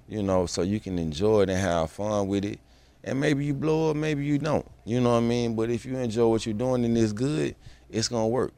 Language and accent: English; Atlanta, Georgia, United States; I'm from Atlanta, Georgia